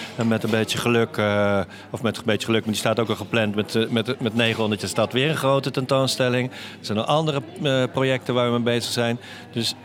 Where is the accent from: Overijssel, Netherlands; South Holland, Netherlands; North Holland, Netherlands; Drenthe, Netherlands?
North Holland, Netherlands; Amsterdam; also born or lived in Utrecht; now in Doorn, Netherlands; ik ben echt een Amsterdammer dan, ja. ik ben in Amsterdam geboren